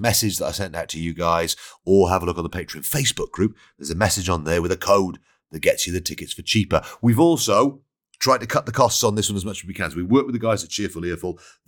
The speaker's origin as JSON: {"language": "English", "region": "Wales", "country": "United Kingdom", "said": "I'm Welsh, mate."}